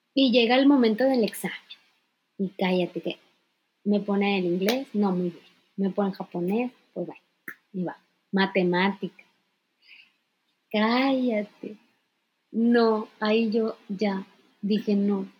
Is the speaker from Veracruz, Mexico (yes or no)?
yes; Poza Rica, Veracruz, Mexico; moved away as an adult; now in Japan; soy de Poza Rica, Veracruz, orgullosamente. Eh, viví 18 años de mi vida hasta que cumplí la mayoría de edad